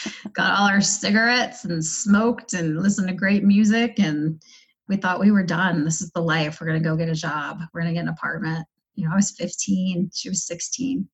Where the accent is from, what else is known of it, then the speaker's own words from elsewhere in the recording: East Coast, United States; moved away as an adult; now in Denver, United States; I was born and raised on the East Coast